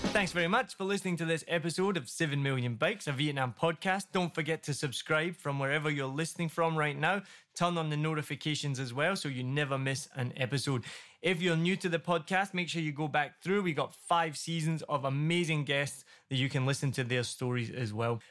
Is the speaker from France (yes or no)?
no; Scotland, United Kingdom; I'm from Scotland and my family are all white